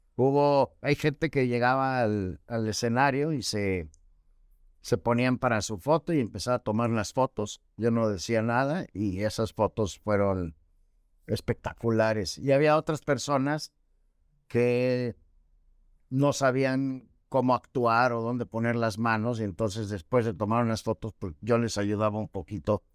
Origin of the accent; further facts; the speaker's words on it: Mexico City, Mexico; moved away as an adult; now in Mérida, Mexico; llevo 17 años viviendo en Mérida, pues vengo de la Ciudad de México